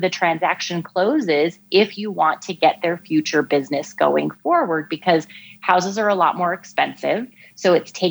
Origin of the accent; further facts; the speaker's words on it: Alaska, United States; moved away as an adult; also born or lived in New Hampshire / New York City / Washington, D.C.; now in Chicago, United States; I grew up in Alaska